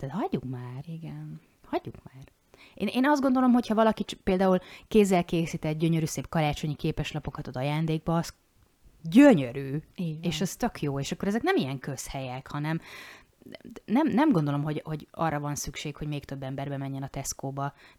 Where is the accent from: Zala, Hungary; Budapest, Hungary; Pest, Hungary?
Zala, Hungary; now in Győr, Hungary; Én ugye Zalai vagyok, és mi sok mindent máshogy szoktunk azért mondani